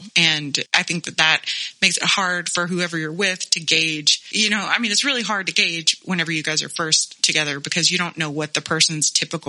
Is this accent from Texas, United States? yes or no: yes; Texas, United States; I grew up in Texas, a landscape of strip clubs and churches, assault rifles, and toddler beauty pageants